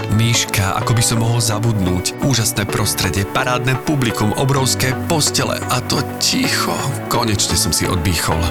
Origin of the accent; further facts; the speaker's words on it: Slovakia; sme my Slováci